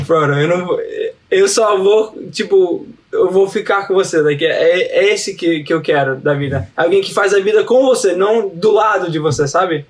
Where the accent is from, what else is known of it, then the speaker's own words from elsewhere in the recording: United States; Portuguese is a second language; eu sou brasileiro na veia, mas eu sou americano na cabeça